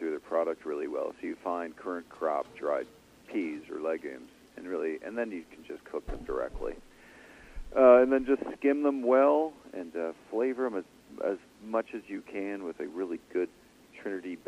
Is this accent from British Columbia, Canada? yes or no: no; Ottawa, Ontario, Canada; I grew up in Ottawa, Canada